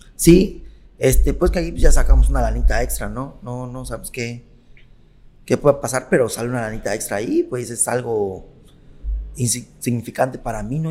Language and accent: Spanish; Mexico; also born or lived in Siglo XXI; yo soy de Bellavista, pero ahorita vivo en siglo XXI